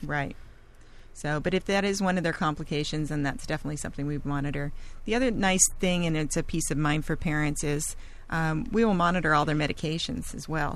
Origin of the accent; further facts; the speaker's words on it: Laguna Beach, California, United States; I'm a Laguna native. I was born and raised in Laguna Beach